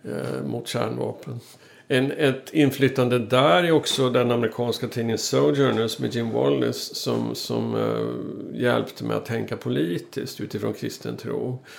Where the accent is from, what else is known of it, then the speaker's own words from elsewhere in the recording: Sweden; som svensk